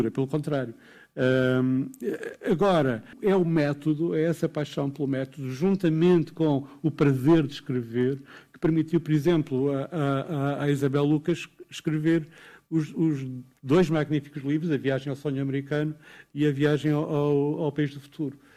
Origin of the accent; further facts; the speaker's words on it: Portugal; Ah, de poesia, naturalmente, como português.